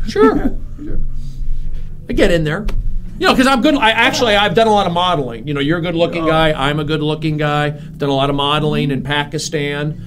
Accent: Los Angeles, California, United States; also born or lived in Arizona; my friend who I grew up with in the San Fernando Valley

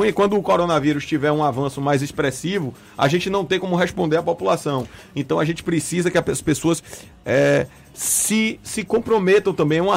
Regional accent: Bahia, Brazil; Nós temos uma cultura de abraçar, de beijar, de estar próximo. Nós somos baianos, nós gostamos disso.

